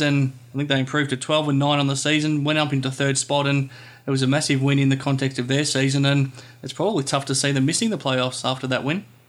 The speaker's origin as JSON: {"language": "English", "country": "Australia", "tie": "born or raised there", "said": "Growing up in Australia"}